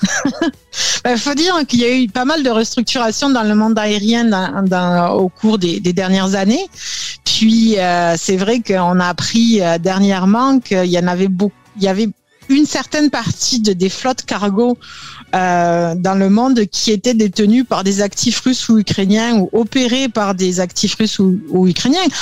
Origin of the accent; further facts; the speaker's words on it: south of France, France; moved away as an adult; now in Montreal, Canada; je suis originaire du sud de la France